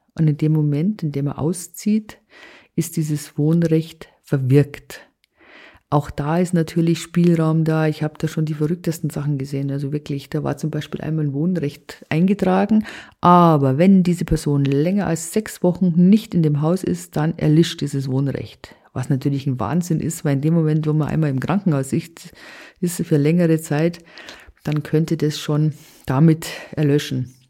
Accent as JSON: {"language": "German", "region": "Bavaria", "country": "Germany", "said": "bei uns in Bayern"}